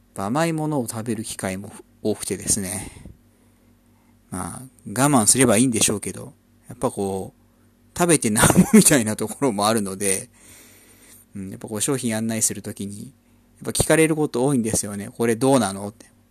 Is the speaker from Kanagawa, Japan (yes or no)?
yes; Kanagawa, Japan; also born or lived in Ikebukuro, Tokyo; now in Tokyo, Japan; 出身 は神奈川県出身で、今は東京の池袋の近辺に住んでます。